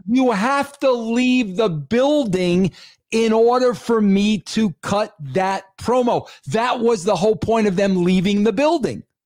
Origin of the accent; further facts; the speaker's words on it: New York, United States; I grew up in New York